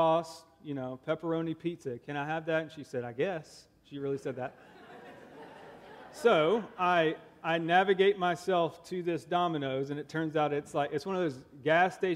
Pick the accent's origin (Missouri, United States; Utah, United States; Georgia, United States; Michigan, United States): Georgia, United States; Augusta; also born or lived in Texas; now in Nebraska, United States; I'm actually from Augusta, Georgia, and I married a Nebraskan